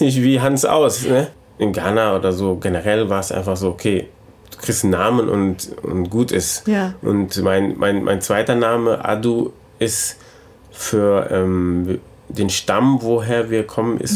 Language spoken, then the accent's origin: German; Germany; ich bin mein ganzes Leben in Deutschland.